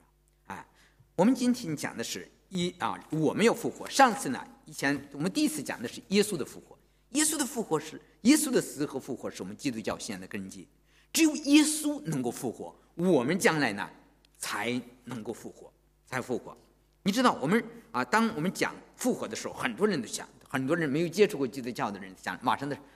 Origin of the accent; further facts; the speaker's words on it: China; 我知道我们从大陆来的人都是无神论的头脑，是吧？